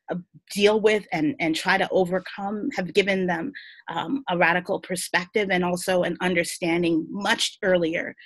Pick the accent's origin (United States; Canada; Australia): United States; New York City, New York; I grew up on the Lower East Side